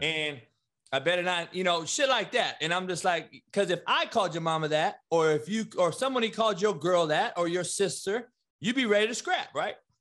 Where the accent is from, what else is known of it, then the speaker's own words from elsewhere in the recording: Compton, California, United States; growing up in Compton